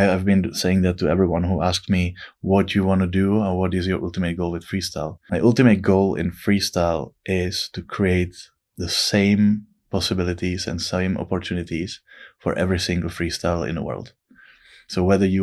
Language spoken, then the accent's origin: English; Liberec, Liberec Region, Czechia; my hometown, Liberec.